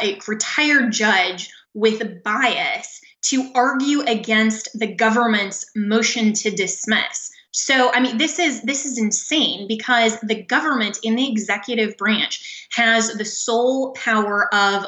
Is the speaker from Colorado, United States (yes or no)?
yes; Colorado, United States; in my home state of Colorado